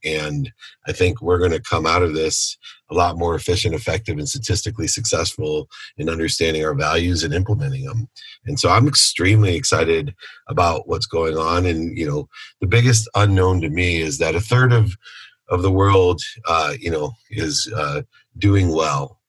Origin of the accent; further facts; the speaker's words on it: Akron, Ohio, United States; now in California, United States; Born in Akron, Ohio. I'm a Buckeye at heart.